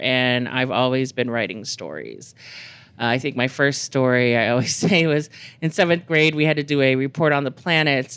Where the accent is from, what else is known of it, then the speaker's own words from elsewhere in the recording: Texas, United States; now in New Mexico, United States; I grew up in Texas